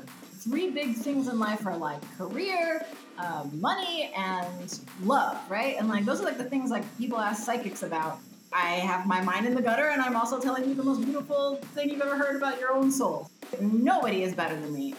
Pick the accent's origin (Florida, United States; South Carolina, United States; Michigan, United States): Florida, United States; Miami; first language Spanish; English is a second language; moved away as an adult; now in Los Angeles, United States; I'm from Miami. My whole family are Cuban refugees, and I moved out to LA when I was 20 to pursue acting